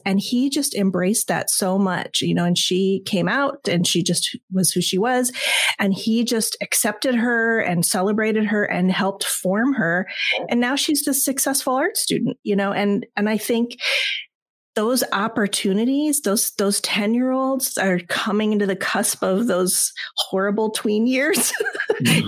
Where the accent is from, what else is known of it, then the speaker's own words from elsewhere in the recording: Southern California, United States; I'm from Southern California